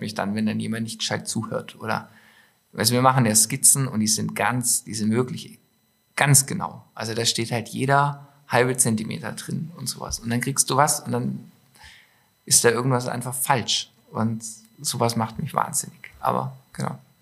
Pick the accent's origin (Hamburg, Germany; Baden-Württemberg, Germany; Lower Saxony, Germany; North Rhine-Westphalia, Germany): Baden-Württemberg, Germany; Stuttgart; moved away as an adult; now in Allgäu, Germany; Ich habe ja nur Allgäuer Wurzeln. Ja. Ähm, bin aber in der Großstadt aufgewachsen. Nein, ja, so groß ist nicht. In, äh, in Stuttgart